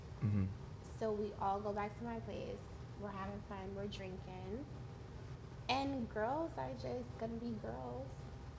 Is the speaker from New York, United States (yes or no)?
yes; New York City, New York, United States; I was born in Brooklyn.